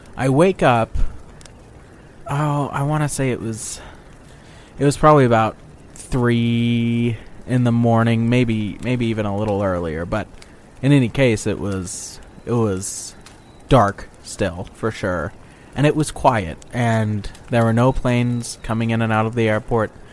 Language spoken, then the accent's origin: English; Boise, Idaho, United States; I'm from Boise, Idaho.